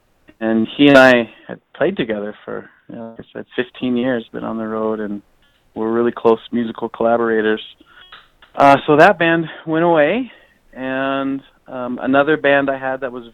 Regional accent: Portland, United States; born or raised there

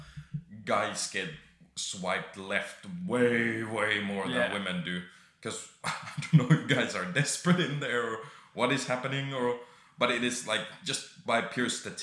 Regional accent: Finland; now in United Kingdom

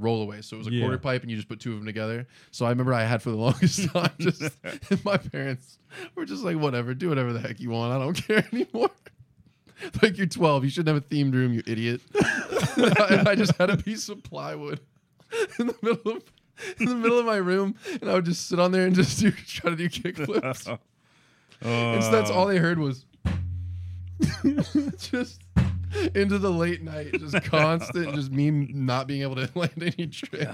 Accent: Ocala, Florida, United States; also born or lived in Oviedo, Florida; we moved from Oviedo to Ocala.

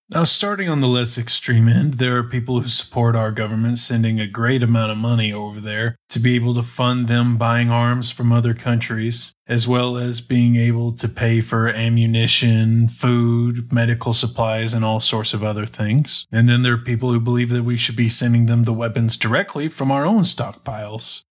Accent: United States; as an American

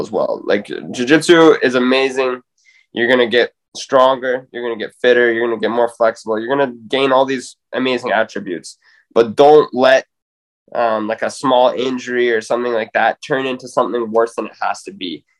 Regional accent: Spruce Grove, Alberta, Canada; bring this back to my hometown

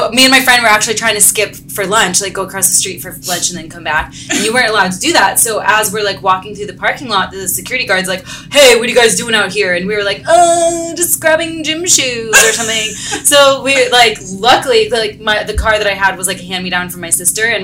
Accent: Fairfax, Virginia, United States; also born or lived in New York City; now in Los Angeles, United States; I'm originally from Fairfax, Virginia, which is like right outside of DC.

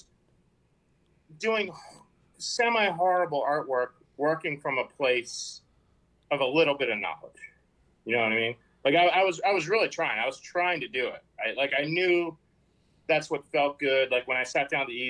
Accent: New Jersey, United States; moved away as an adult; also born or lived in San Diego; I'm from Jersey

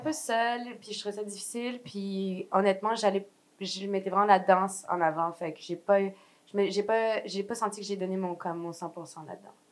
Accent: Quebec, Canada; also born or lived in France; je me sens encore vraiment française, malgré que j'ai grandi au Québec

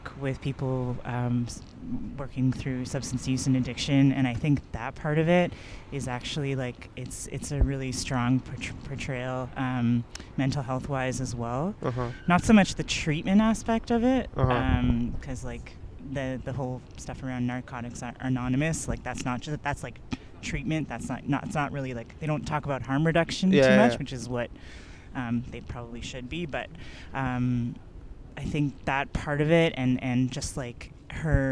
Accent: Toronto, Ontario, Canada; I grew up in North York. I went to high school in North York.

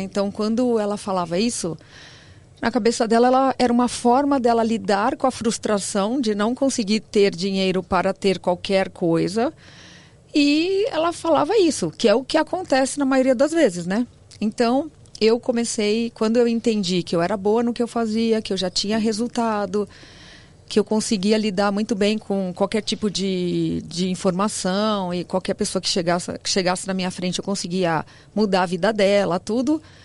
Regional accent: São Paulo, Brazil; also born or lived in Santo André; Eu sou de São Paulo, mas eu fui para Santo André e voltei

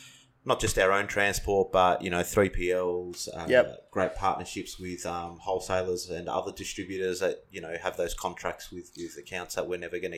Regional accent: Adelaide, South Australia, Australia; moved away; also born or lived in Melbourne; myself, I was born in Adelaide.

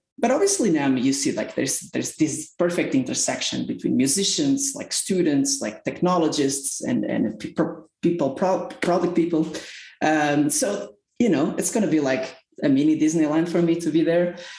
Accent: Portugal; moved away as an adult; now in Salt Lake City, United States; I live in Salt Lake City now. I'm originally from Portugal. I moved to the United States around 6 years ago.

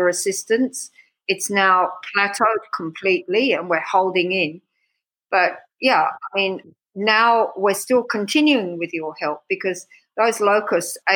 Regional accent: Australia; moved away as an adult; also born or lived in Sussex, England / Afar, Ethiopia; now in Ethiopia; I'm from Australia. So, I mean, actually, I was born in Sussex

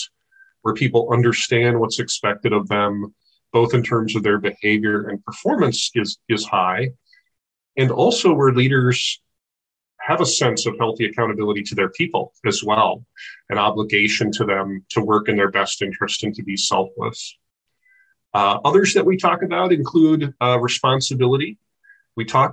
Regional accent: Midwest, United States; moved away as an adult; also born or lived in United Kingdom; now in Olympia, United States; I grew up in the Midwest.

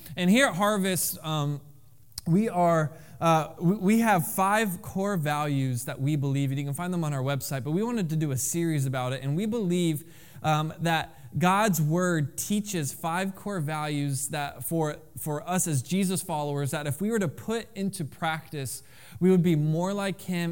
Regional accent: Florida, United States; moved away; I am from Florida

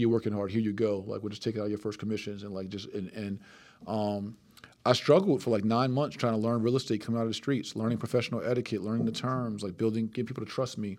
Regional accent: Plainfield, New Jersey, United States; six, seven years old in Plainfield, New Jersey

